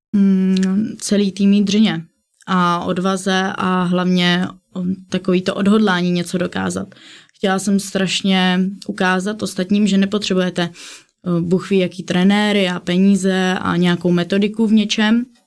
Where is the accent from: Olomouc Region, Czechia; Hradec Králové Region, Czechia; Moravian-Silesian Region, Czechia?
Hradec Králové Region, Czechia; Kostelec nad Orlicí; u nás v Kostelci na Turlicí v mém místním městě